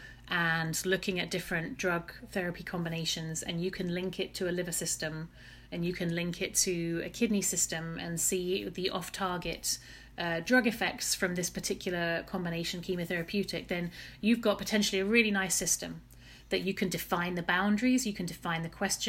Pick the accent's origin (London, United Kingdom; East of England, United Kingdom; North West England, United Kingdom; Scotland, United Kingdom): East of England, United Kingdom; Chelmsford; also born or lived in Oxford; I am an Essex girl and proud. I grew up in Chelmsford, Essex